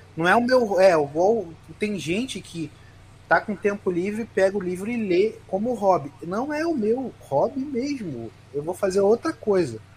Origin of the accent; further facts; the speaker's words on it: Rio de Janeiro, Brazil; eu sou do Rio de Janeiro.